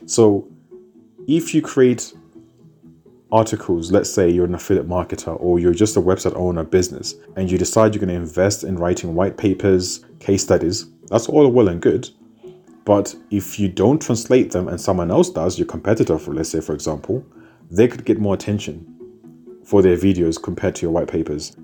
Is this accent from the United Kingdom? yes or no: yes; United Kingdom; also born or lived in Zimbabwe; I was born in Zimbabwe, but I was raised in the United Kingdom.